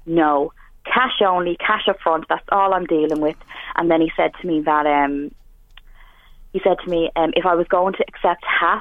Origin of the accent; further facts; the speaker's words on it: Dublin, Leinster, Ireland; moved away as an adult; now in Drogheda, Ireland; I'm originally from Dublin